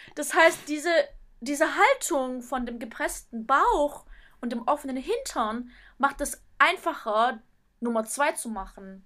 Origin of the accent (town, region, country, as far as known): Germany; now in Japan